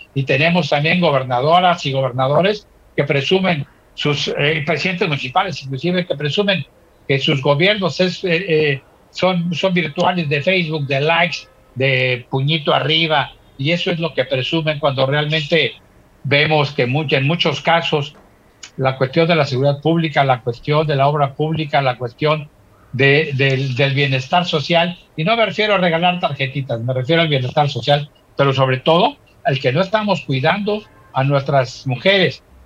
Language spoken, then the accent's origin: Spanish; Acapulco, Guerrero, Mexico; nuestro terruño, y en este caso Acapulco y en este caso Guerrero y obviamente a México.